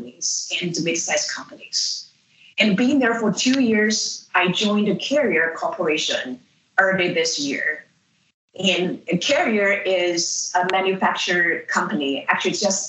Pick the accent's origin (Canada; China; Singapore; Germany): China; moved away as an adult; also born or lived in Illinois, United States; now in United States; I grew up in China and came to the United States after I finished my undergraduate and first graduate degree in philosophy